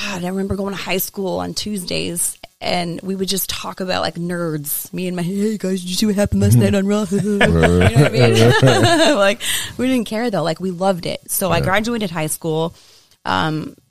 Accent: Waterbury, Connecticut, United States; I'm from born and raised in Waterbury.

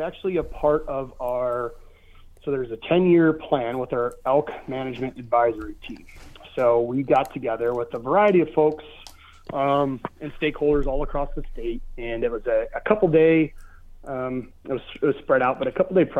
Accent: Michigan, United States; And I'm like, well, it's in Michigan. I'm from Michigan. Chance to potentially be closer to my family.

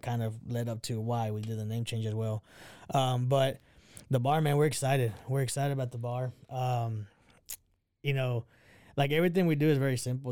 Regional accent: Texas, United States; also born or lived in Mexico / Crawford, Texas / Waco, Texas; I grew up, ah, here in Texas

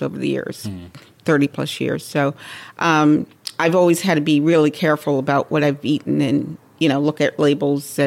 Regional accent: Bermuda; moved away as an adult; also born or lived in New York City, United States; now in Syracuse, United States; I'm born in New York City, but I was raised in Bermuda.

